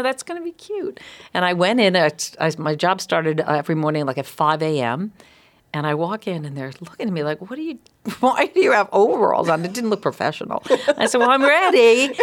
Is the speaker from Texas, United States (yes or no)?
no; East Providence, Rhode Island, United States; I grew up in East Providence